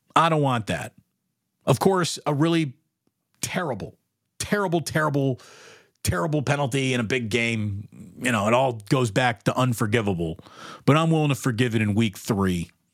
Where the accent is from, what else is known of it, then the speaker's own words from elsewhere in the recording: Schenectady, New York, United States; I'm from Schenectady. I grew, I grew up a-, around tons of suffering New York Giants fans